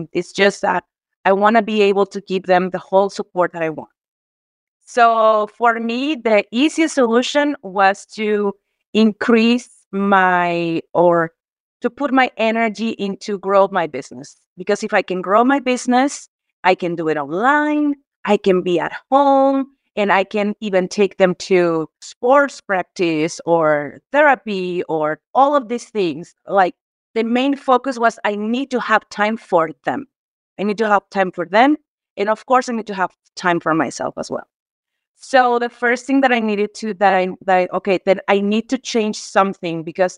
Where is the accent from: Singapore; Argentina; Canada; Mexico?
Mexico; I am from Mexico. I am a 41-year-old woman, single mom